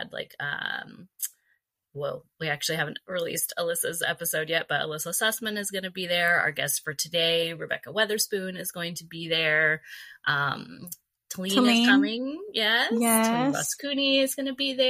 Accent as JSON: {"language": "English", "town": "Valencia", "region": "California", "country": "United States", "tie": "born or raised there", "said": "I grew up in Valencia. I went to high school there, went to junior high there"}